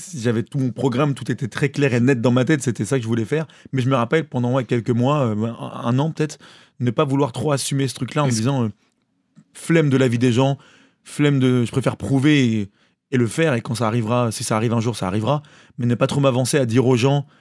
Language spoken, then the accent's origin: French; Maulévrier, Pays de la Loire, France; also born or lived in Cholet; now in Paris, France; je viens de Molévrier, enfin, je viens d'une ferme, d'un lieu dit qui est euh, un peu euh, loin de tout. Mais j'étais, j'ai grandi à Molévrier